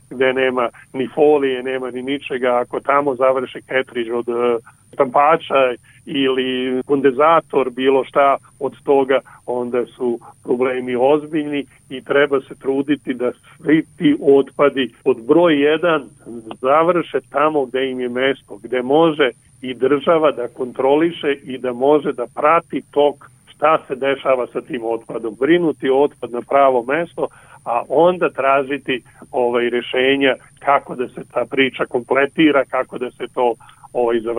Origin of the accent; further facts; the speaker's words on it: Serbia; kod nas u Srbiji.